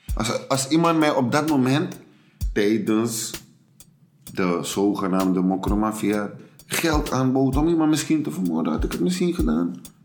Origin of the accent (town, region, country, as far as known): Suriname; born or raised there; now in Netherlands